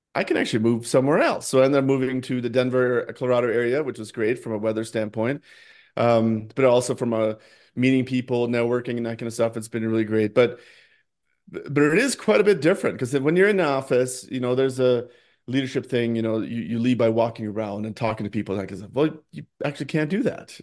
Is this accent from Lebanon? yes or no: no; Norway; moved away as an adult; now in United States; I grew up in Norway, um, I first came to the United States for college